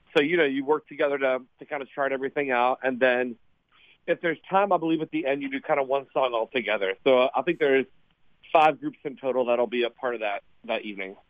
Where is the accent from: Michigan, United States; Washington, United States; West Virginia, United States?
West Virginia, United States; Montgomery; I'm from West Virginia. Um, a small town on the Kanawha River, uh, called Montgomery, West Virginia, maybe thirty minutes from Charleston